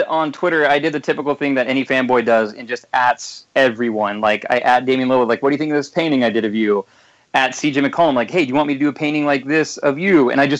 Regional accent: Oregon City, Oregon, United States; also born or lived in Portland, Oregon; I grew up basically in Portland, just south of Portland in Oregon City. Lived in Portland my whole life, went to Portland State University.

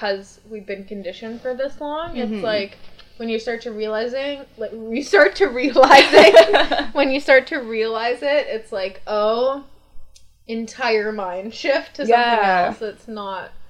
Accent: Bradford, Yorkshire and the Humber, United Kingdom; We're little boys from Bradford

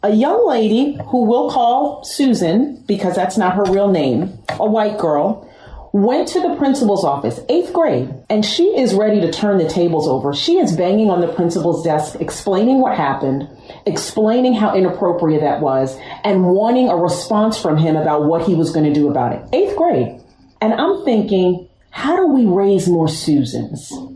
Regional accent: Westchester, New York, United States; I'm from New York, I'm from Westchester absolutely diverse, amazing.

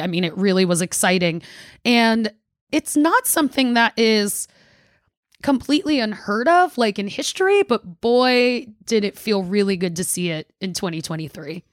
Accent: New York, United States; now in Washington, D.C., United States; So I grew up in New York and I was a Liberty fan

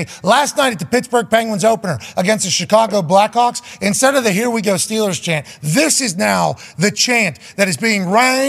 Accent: Canada; I'm from Canada.

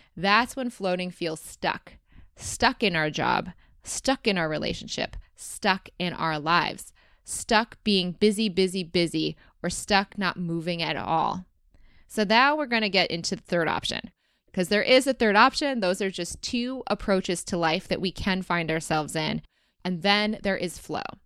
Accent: Rochester, Michigan, United States; growing up in Rochester, Michigan

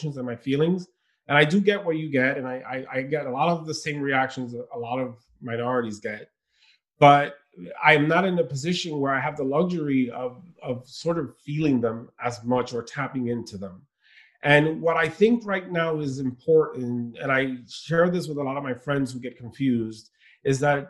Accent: New York City, New York, United States; also born or lived in Dominican Republic / Queens, New York; I grew up in Brooklyn

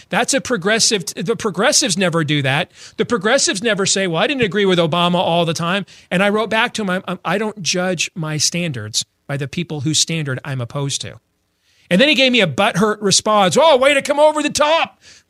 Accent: Michigan, United States; When I was a kid growing up in Michigan

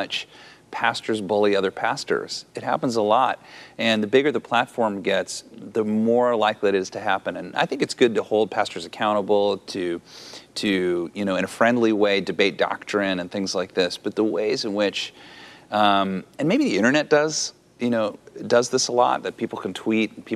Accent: United States; As an American

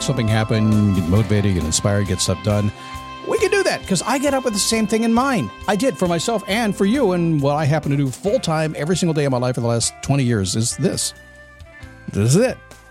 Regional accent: Manassas, Virginia, United States; moved away; I grew up in Manassas, Virginia

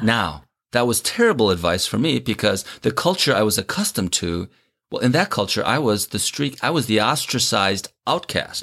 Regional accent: Minnesota, United States; born or raised there; also born or lived in South Korea

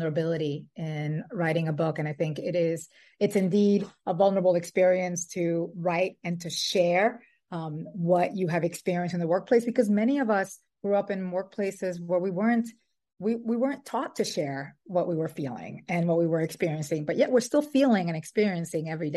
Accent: Dominican Republic; also born or lived in New York City, United States; now in Brooklyn, United States; I was born in New York City and raised in the Dominican Republic

